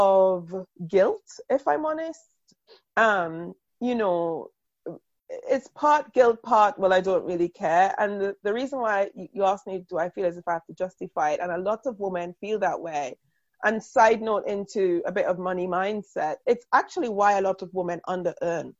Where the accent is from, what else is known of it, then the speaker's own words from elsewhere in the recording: Trinidad & Tobago; moved away as an adult; now in United Kingdom; I grew up in Trinidad